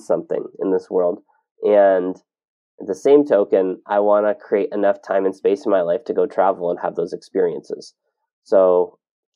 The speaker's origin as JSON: {"language": "English", "region": "Ontario", "country": "Canada", "tie": "born or raised there", "moved": "as an adult", "said": "I grew up in Ontario"}